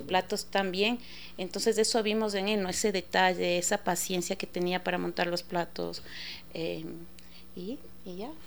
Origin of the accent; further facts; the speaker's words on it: Ecuador; nosotros como ecuatorianos